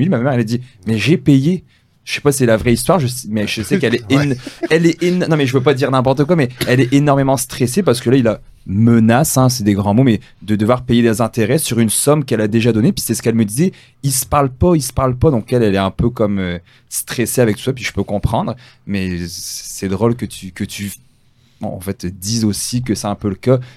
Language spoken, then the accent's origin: French; France; now in Canada; ben déjà, nous, on vient de France, hein, je peux savoir remarqué, j'avais un petit accent. Donc, c'est pas pareil, tu sais, il y, a beaucoup de différences. moi, je suis arrivé quand même assez jeune